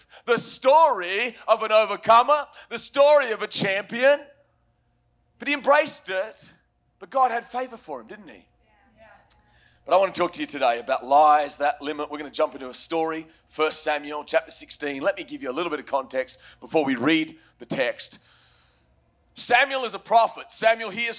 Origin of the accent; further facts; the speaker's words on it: Australia; moved away; As an Australian